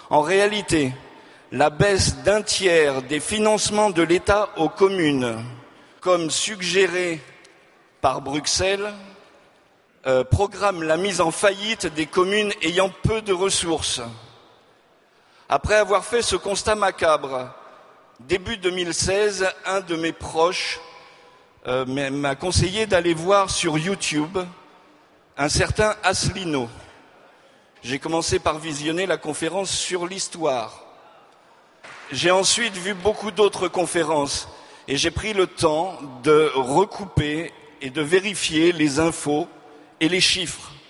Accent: Auvergne-Rhône-Alpes, France; also born or lived in Hauts-de-France; now in South-west France; Je suis ch'ti de naissance. J'ai grandi. J'ai grandi dans la région de Lyon et la vie m'a mené dans le sud-ouest, grande région du ballon ovale.

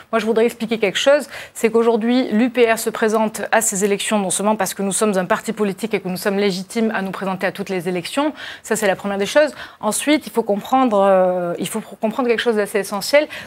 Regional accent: France; Il y a 88 pays de la francophonie dont nous, en tant que Français, nous sommes plus proches que certains autres pays euh

